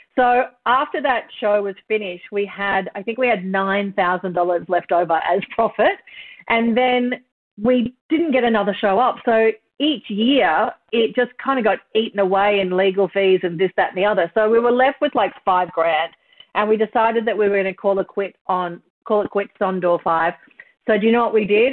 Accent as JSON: {"language": "English", "town": "Kingaroy", "region": "Queensland", "country": "Australia", "said": "I'm from Kingaroy in country Queensland."}